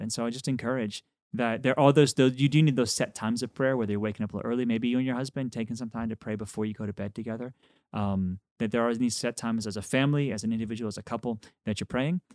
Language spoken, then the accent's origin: English; Texas, United States; I'm from Texas